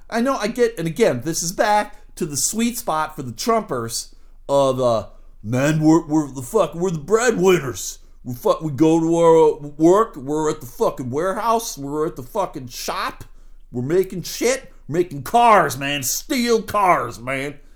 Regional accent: United States; I was born here. I was raised in America

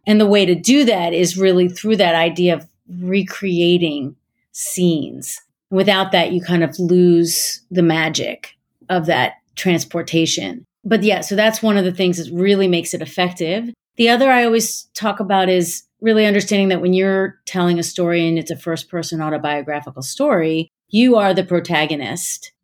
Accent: Gaithersburg, Maryland, United States; I'm from Gaithersburg, Maryland

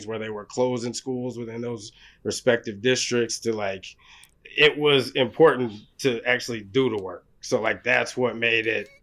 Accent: Oklahoma, United States; moved away; I'm from Oklahoma

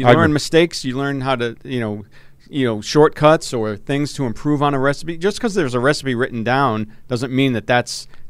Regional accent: Providence, Rhode Island, United States; a little local establishment in Providence, in my hometown.

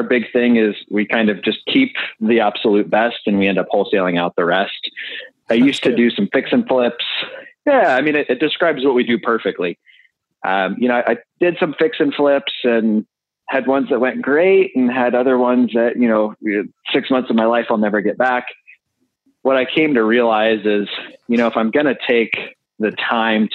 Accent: St. Louis, Missouri, United States; moved away; I'm actually originally from St. Louis

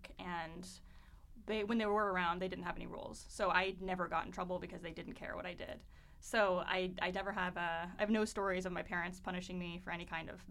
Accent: Seattle, Washington, United States; moved away as an adult; now in San Francisco, United States; from Seattle, grew up there. I moved to San Francisco about 9 months ago

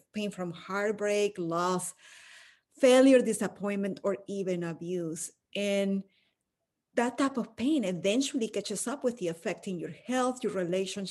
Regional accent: Caracas, Capital District, Venezuela; moved away as an adult; now in United States; I'm from Caracas, Venezuela, where I was born and raised, and I went to law school for a few years before moving to the US

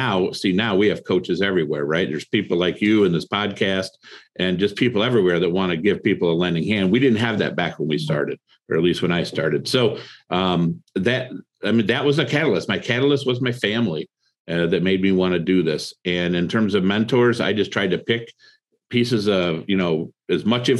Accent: Toledo, Ohio, United States; also born or lived in Cleveland, Ohio; I grew up in Toledo, Ohio. Moved to Cleveland

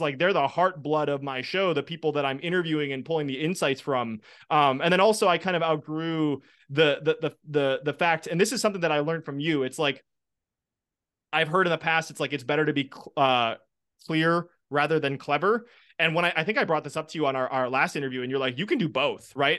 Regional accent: Wisconsin, United States; I'm from Wisconsin

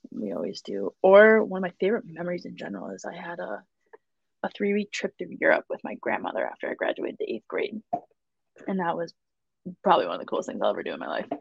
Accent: Buffalo, New York, United States; moved away as an adult; now in Boston, United States; I love my hometown and I love my food from there

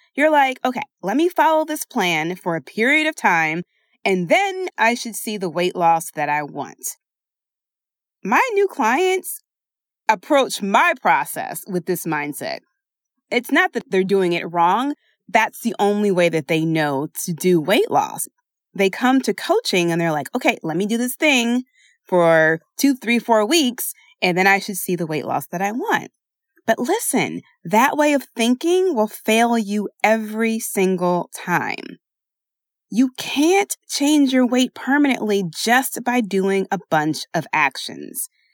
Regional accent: Philadelphia, Pennsylvania, United States; I say water because I am from Philadelphia, and that is the only way I know how to say it.

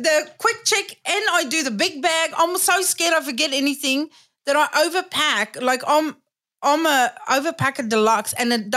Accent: South Africa; moved away; also born or lived in New Zealand; I grew up in South Africa

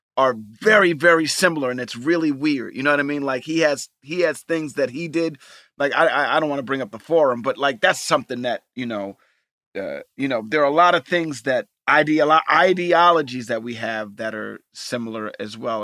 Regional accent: New York, United States; I grew up in New York

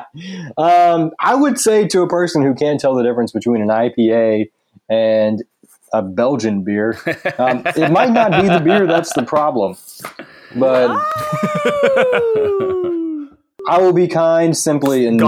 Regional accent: Mississippi, United States; now in St. Petersburg, United States; I grew up in Mississippi

